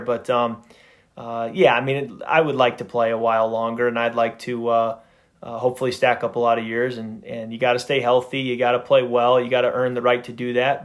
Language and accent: English; Midwest, United States; I grew up in the Midwest